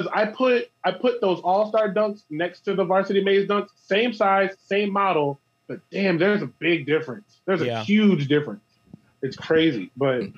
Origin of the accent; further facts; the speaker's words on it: Chester, New Jersey, United States; where I grew up in Chester